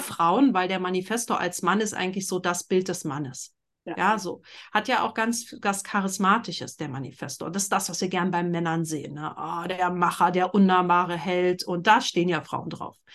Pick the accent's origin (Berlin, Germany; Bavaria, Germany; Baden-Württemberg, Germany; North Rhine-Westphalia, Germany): Berlin, Germany; ich bin in Berlin groß geworden, in einer Großstadt